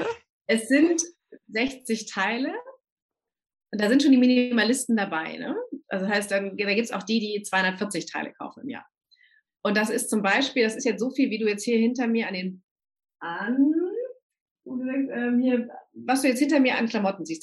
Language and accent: German; Germany; bei uns in Deutschland